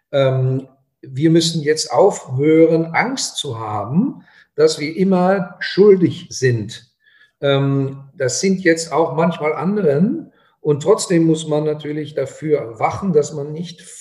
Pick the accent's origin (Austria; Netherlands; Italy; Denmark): Netherlands; German is a second language; now in Germany; weil ich bin als Holländer hier gekommen und habe festgestellt, dass wir nicht so weit auseinander wohnen, äh, aber dass wir zwei komplett andere Kulturen haben, die Niederländer und die Deutschen.